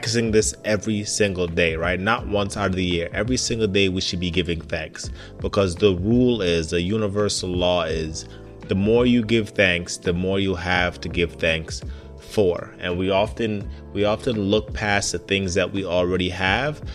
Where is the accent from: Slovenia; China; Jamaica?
Jamaica; now in United States; Now, I grew up in Jamaica, or at least I was born in Jamaica and stayed there for some time